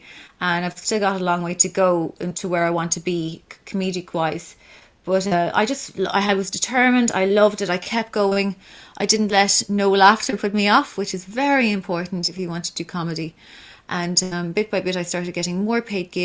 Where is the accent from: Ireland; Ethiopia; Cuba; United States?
Ireland; Kilkenny, Leinster; my hometown of Kilkenny